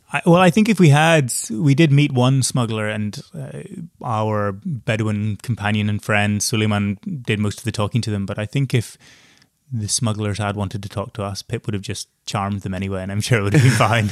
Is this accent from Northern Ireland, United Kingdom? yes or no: yes; Northern Ireland, United Kingdom; moved away; growing up in Northern Ireland with not much experience of the outside world